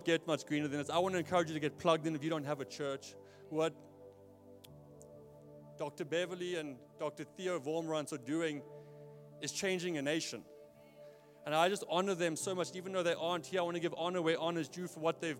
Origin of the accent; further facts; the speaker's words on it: South Africa; moved away as an adult; now in Portland, United States; I grew up in Neisner, by the way. That's why I don't sound American.